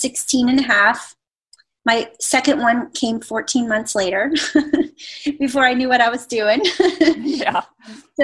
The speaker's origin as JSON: {"language": "English", "town": "Pittsburgh", "region": "Pennsylvania", "country": "United States", "moved": "yes", "lives_now": "Atlanta, United States", "said": "I'm from Pittsburgh"}